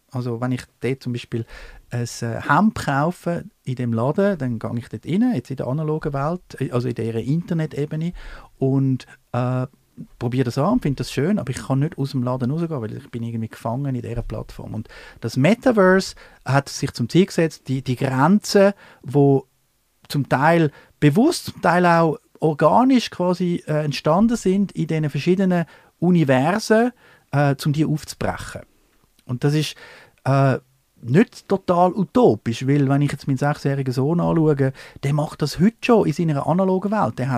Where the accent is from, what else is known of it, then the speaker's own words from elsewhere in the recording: Switzerland; wollte ich als Schweizer wirklich jetzt weiterhin in, dem Fa in dieser Faxliga spielen